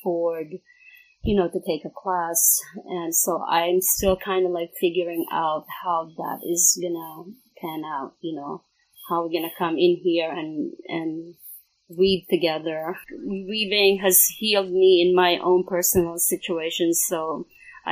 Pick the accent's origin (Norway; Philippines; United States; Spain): Philippines; I'm from the Philippines